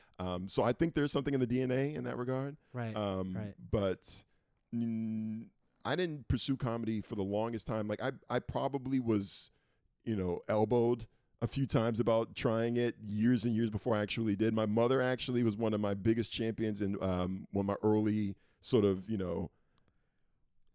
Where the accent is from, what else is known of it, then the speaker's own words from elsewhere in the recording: Boston, Massachusetts, United States; moved away as an adult; now in New York, United States; I was born and raised in Boston